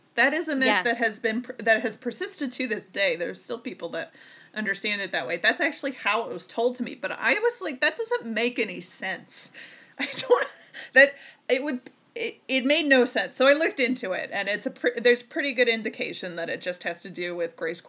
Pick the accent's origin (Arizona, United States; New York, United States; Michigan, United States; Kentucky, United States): Michigan, United States; Detroit; moved away; I grew up in Metro Detroit